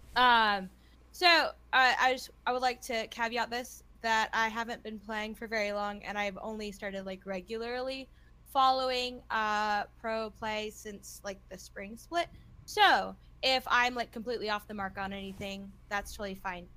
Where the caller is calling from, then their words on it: Austin, Texas, United States; also born or lived in Omaha, Nebraska; I am calling from Austin